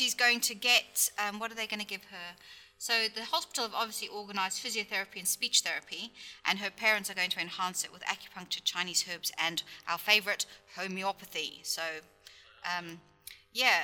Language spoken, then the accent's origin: English; United Kingdom; as a Brit